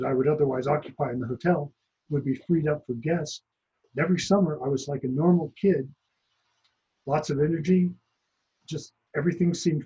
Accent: about 100 miles south of Lake Tahoe, California, United States; I grew up in the Sierra Nevada mountains, about 100 miles south of Lake Tahoe

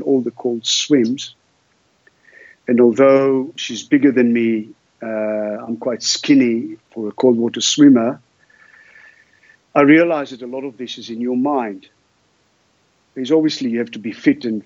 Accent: Sea of Galilee, Northern District, Israel; now in Cape Town, South Africa; I grew up in the Sea of Galilee, below sea level, in a very hot environment.

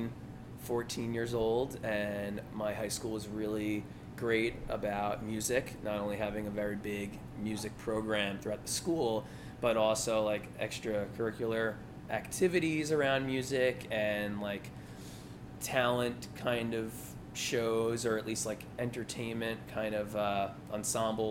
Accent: Commack, New York, United States; moved away; also born or lived in Philadelphia; I'm from Commack, New York. It's about an hour outside of Manhattan on Long Island

